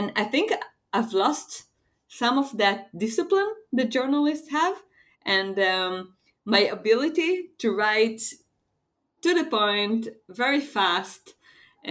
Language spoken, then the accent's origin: English; Israel; I'm from Israel